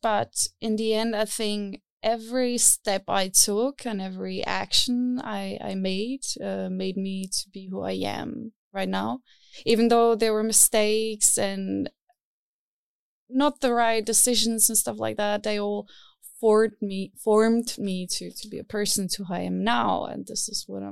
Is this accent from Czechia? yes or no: yes; Czechia; moved away as an adult; now in Berlin, Germany; I come from Czech Republic, and there the scene was not so big